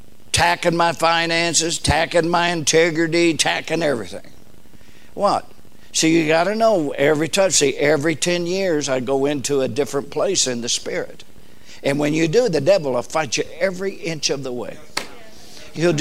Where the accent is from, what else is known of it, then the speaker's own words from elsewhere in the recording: Southern California, United States; I was raised in Southern California